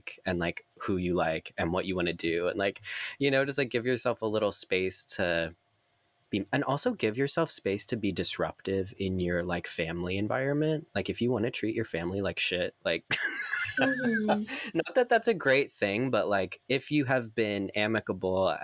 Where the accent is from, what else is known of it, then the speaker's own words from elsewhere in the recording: Maryland, United States; I'm from Maryland